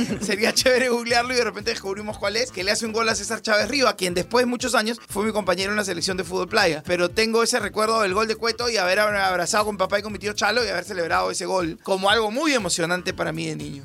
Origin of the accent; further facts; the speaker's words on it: Arequipa, Peru; soy arequipeño